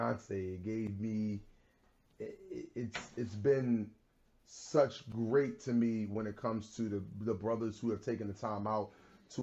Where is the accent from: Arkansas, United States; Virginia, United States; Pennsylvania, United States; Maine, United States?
Pennsylvania, United States; Philadelphia; I was a kid who grew up in a neighborhood in pretty much the North Philadelphia section. I grew up in Logan